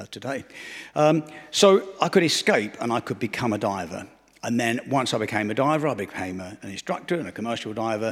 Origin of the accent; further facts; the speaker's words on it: Romford, London, United Kingdom; I grew up in Romford, Essex, which is the east end of London.